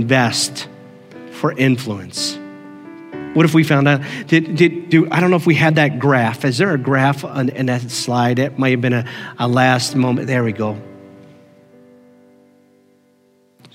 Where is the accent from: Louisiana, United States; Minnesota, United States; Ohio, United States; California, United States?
Ohio, United States; Canton; also born or lived in Lancaster, Pennsylvania; I was 5 years old when we moved from Lancaster, Pennsylvania to Canton, Ohio